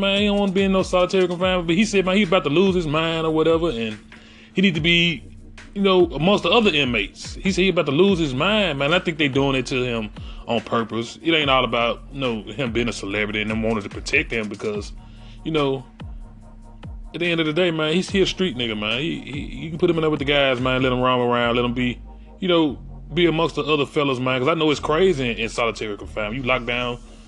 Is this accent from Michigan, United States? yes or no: no; Memphis, Tennessee, United States; I am from Memphis, Tennessee.